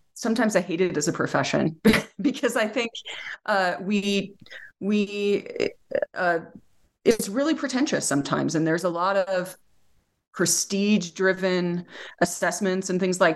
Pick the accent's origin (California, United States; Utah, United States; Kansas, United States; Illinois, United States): Utah, United States; also born or lived in Amherst, Massachusetts; I'm from Utah, and then I went to UMass Amherst for my graduate program and then ended up back in Utah.